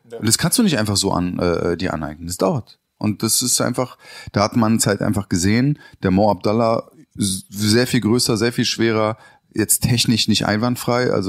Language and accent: German; Berlin, Germany; born there; Ich bin ja in Berlin auch geboren.